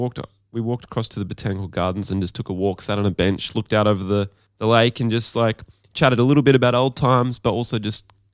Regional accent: Gold Coast, Queensland, Australia; moved away as an adult; now in Sydney, Australia; we grew up on the Gold Coast. So it's quite a masculine kind of, you know, like everyone was into sports

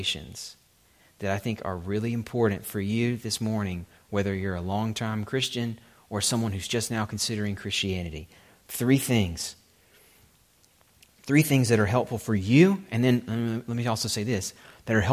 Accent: Alabama, United States; I'm from Alabama, even we Alabamians who are on the brunt of most people's regional jokes

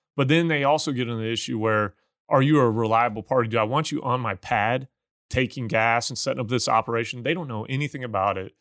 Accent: Missouri, United States; moved away; where I grew up in Missouri

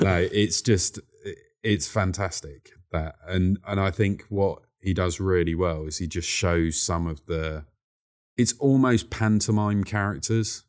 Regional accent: London, United Kingdom; I was born in Whitechapel, and Whitechapel used to be very much a East End gangster route.

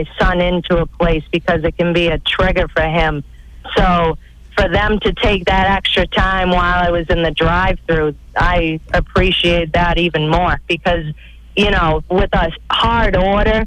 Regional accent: Weymouth, Massachusetts, United States; now in Fall River, United States; I grew up in Weymouth, and I graduated from Weymouth High School, and I lived there until I was about maybe 25

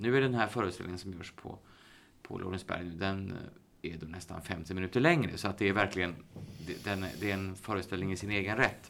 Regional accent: Uddevalla, Västra Götaland, Sweden; moved away as an adult; also born or lived in Gothenburg / Stockholm; Jag är, jag är född och uppvuxen i Uddevalla

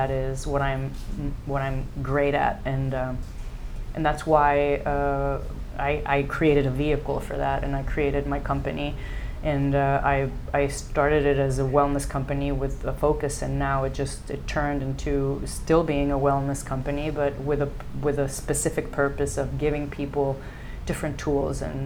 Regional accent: Mexico; first language English; also born or lived in United States

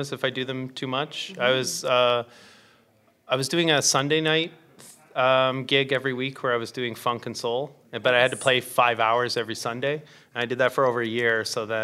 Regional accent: Stratford, Ontario, Canada; which is my hometown

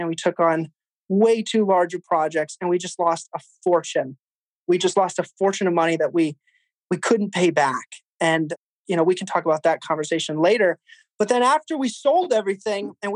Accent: New Jersey, United States; moved away; also born or lived in Quincy, Massachusetts; We're both originally from Jersey.

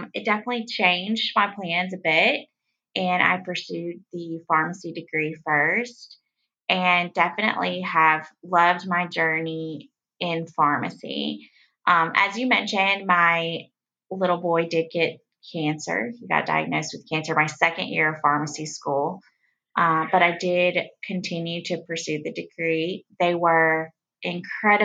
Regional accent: West Tennessee, United States; I grew up in West Tennessee, so small town girl

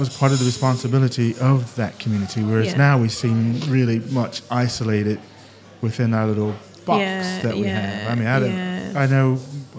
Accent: United States; also born or lived in Britain; now in United Kingdom; being American and living in Britain

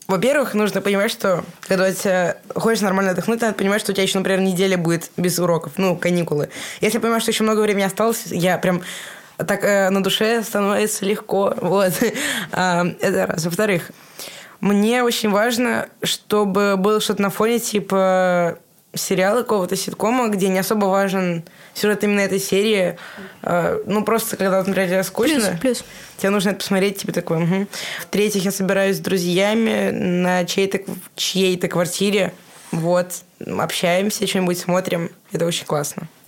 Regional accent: Russia; я из России

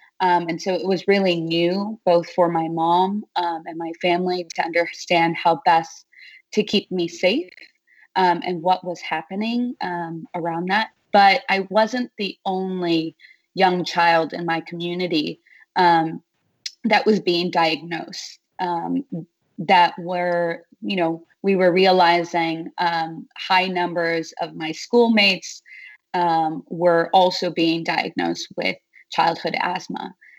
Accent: Los Angeles, California, United States; So I grew up in East Los Angeles in California, and my childhood home, where I lived with my single mother and three other siblings, abutted a major freeway in downtown Los Angeles.

